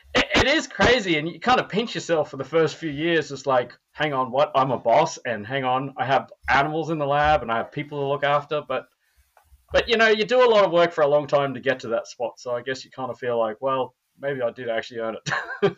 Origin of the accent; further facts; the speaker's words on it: Australia; now in Minnesota, United States; I'm Australian.